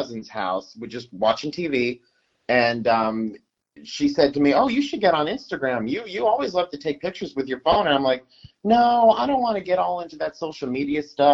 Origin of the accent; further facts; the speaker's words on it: Winter Haven, Florida, United States; now in Haines City, United States; I was born and raised in Winter Haven, Florida, which is about 40 minutes from Walt Disney World, an hour from Orlando